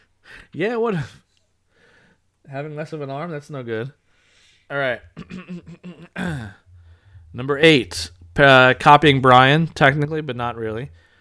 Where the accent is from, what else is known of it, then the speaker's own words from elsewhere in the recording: Alabama, United States; I'm 16, and I'm from Alabama.